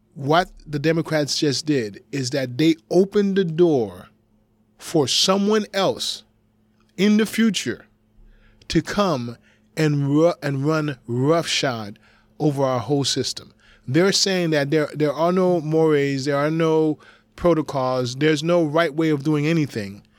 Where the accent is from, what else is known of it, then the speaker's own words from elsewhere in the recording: United States; I am coming to you as an American.